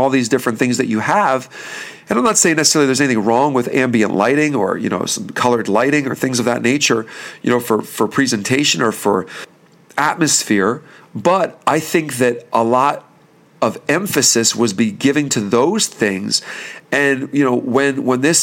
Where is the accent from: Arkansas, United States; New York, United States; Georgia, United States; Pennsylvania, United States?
Pennsylvania, United States; Bethlehem; we're from the Bethlehem, Pennsylvania area